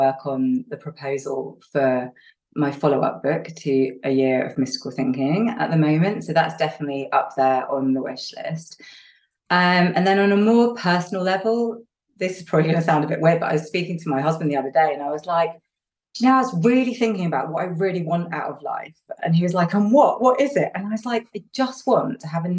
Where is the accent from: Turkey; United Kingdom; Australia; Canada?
United Kingdom; the north of England; I'm English and Northern English